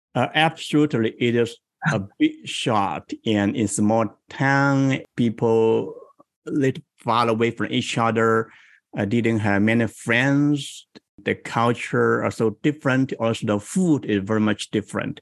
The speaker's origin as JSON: {"language": "English", "region": "Guangdong", "country": "China", "tie": "born or raised there", "moved": "yes", "lives_now": "Bay Area, United States", "said": "I grew up in Guangdong province in South China in small town."}